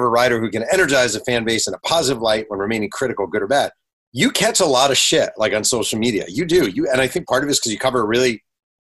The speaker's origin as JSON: {"language": "English", "town": "Mahopac", "region": "New York", "country": "United States", "tie": "born or raised there", "said": "I grew up in Mayo Pack, New York, a town you might have heard"}